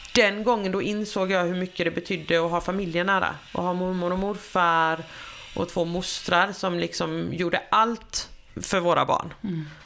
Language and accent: Swedish; Sweden; also born or lived in Australia